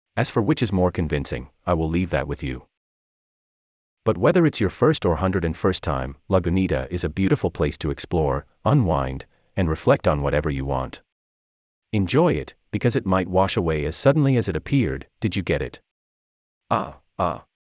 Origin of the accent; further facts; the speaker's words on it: St. Louis, Missouri, United States; moved away as an adult; also born or lived in San Francisco Bay Area, California; now in Stanford, United States; I am 2,000 miles away from my hometown of St. Louis